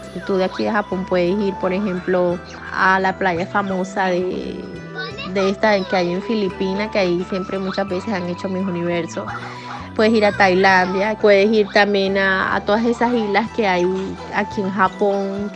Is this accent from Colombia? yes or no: yes; Colombia; now in Japan; Siempre añorando volver a Colombia, claro, siempre queriendo ir de vacaciones a Colombia, porque es nuestra tierra, es mi tierra